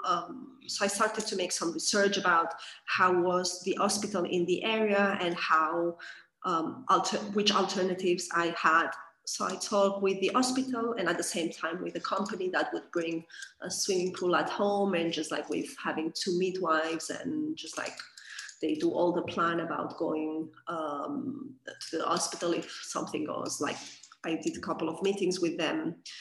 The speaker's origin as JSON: {"language": "English", "region": "Catalonia", "country": "Spain", "moved": "as an adult", "said": "I am from Catalonia, region of uh, Spain. after a long time living abroad, I came back here."}